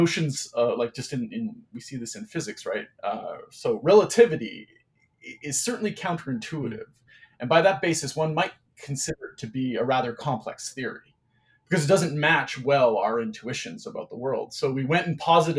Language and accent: English; Cornwall, Ontario, Canada; also born or lived in Saskatchewan / Toronto; I grew up in a small city called Cornwall, Ontario. I was born in Saskatchewan, actually, in the prairies provinces of Canada. But I mostly grew up in Cornwall.